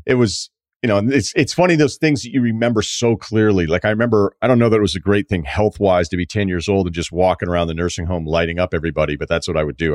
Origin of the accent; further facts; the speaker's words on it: New England, United States; I'm from New England